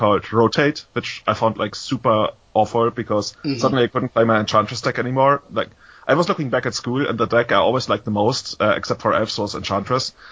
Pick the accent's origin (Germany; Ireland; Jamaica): Germany; Munich, Bavaria; I was born in 1985 in Munich